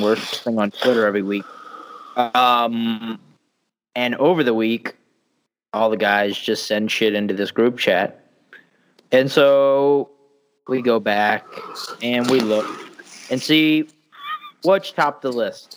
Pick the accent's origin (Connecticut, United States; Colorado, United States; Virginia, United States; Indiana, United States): Virginia, United States; I'm from Virginia